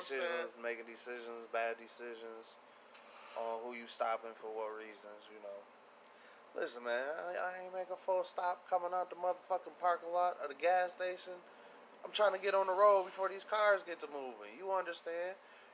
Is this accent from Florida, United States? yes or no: no; Pontiac, Michigan, United States; That'd be like me being from where I'm from Pontiac